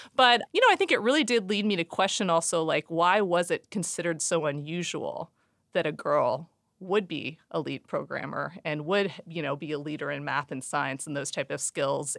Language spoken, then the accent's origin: English; Seattle, Washington, United States; born and raised in Seattle